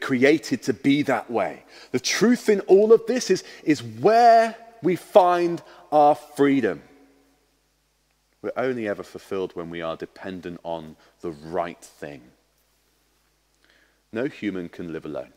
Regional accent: Harlow, East of England, United Kingdom; moved away; I was born in Harlow in Essex.

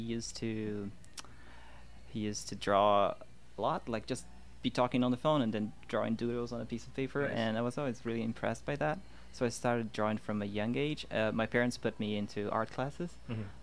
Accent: Rio de Janeiro, Brazil; moved away as an adult; also born or lived in Porto Alegre, Brazil; I'm originally from Rio

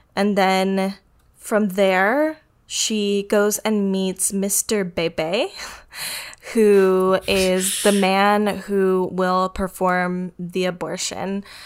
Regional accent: United States; I'm American

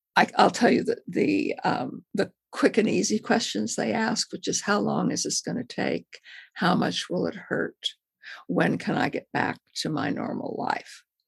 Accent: Modesto, California, United States; moved away as an adult; also born or lived in Texas; I grew up in Modesto, California

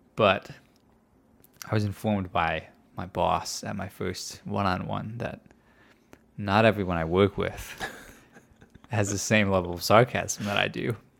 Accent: Midwest, United States; moved away; I was raised, when I was raised in the Midwest, kind of, further north than here

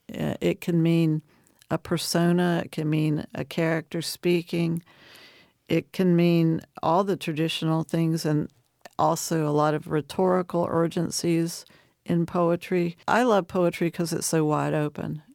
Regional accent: Dublin, Virginia, United States; also born or lived in Appalachian Mountains; It's one of my hometowns. Dublin, Virginia

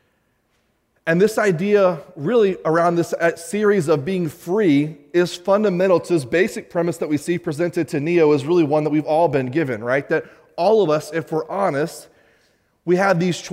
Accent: United States; as an American

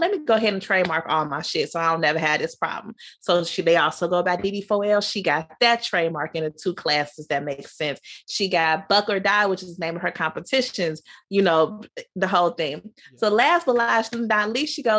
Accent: Chicago, Illinois, United States; growing up in Chicago

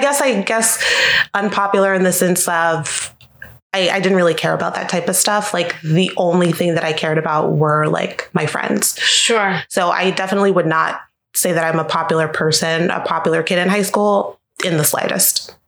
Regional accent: Jacksonville, Florida, United States; now in Orlando, United States; I'm from Jacksonville, Florida originally, so not too far from Orlando, about two hours north of here.

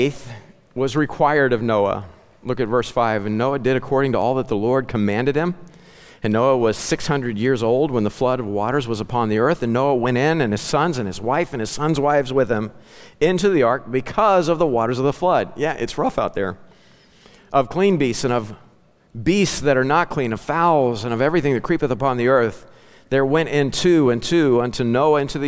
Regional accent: Ozark Mountains, southwest Missouri, United States; growing up in the Ozark Mountains

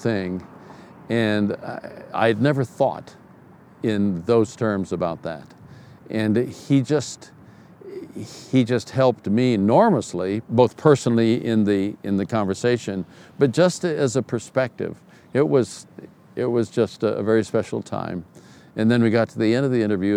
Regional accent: Oakland, California, United States; moved away as an adult; also born or lived in Washington, District of Columbia, United States; now in Colorado, United States; I'm a kid from East Oakland, California

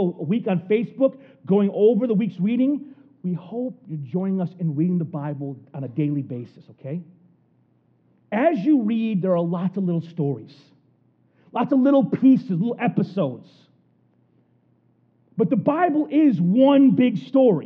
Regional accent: United States; being like an American

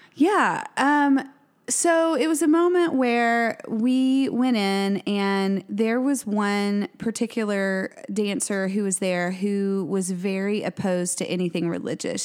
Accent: Tyler, Texas, United States; now in Waco, United States; which is my hometown. I'm originally from Tyler

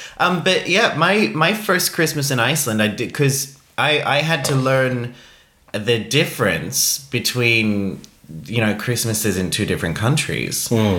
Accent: Australia; I'm Australian.

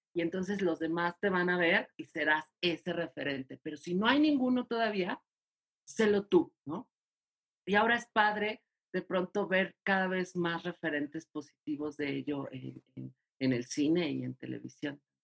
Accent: Mexico City, Mexico; soy de Ciudad de México

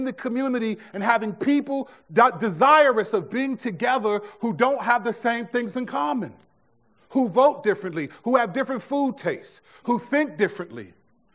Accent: United States; This is my country

